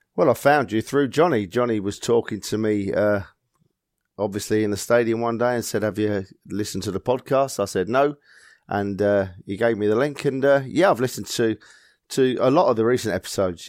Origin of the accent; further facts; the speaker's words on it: London, United Kingdom; born and bred in North London